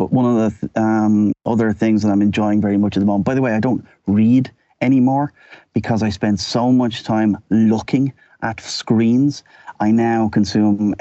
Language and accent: English; Dublin, Leinster, Ireland; moved away as an adult; now in Amsterdam, Netherlands; born and bred in Dublin, left Ireland in 1993